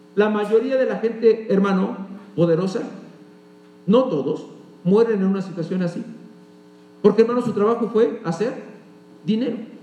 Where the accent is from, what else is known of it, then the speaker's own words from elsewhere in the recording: Mexico; como buenos mexicanos